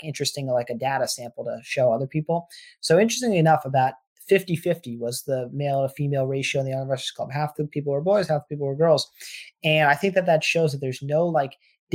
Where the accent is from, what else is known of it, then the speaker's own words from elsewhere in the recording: Armonk, New York, United States; also born or lived in Boston, Massachusetts; I grew up in Armonk, New York, which is in Westchester County, basically the suburbs of New York City